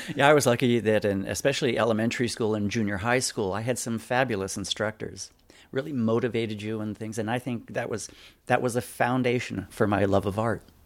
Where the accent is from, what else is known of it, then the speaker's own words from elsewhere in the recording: Lompoc, California, United States; I grew up in Lompoc